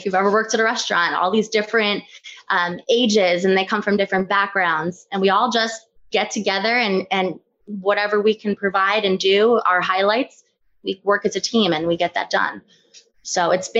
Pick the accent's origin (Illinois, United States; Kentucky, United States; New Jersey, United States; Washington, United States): New Jersey, United States; Farmingdale; also born or lived in Montana / North Carolina / Asbury Park, New Jersey; I'm originally from Farmingdale.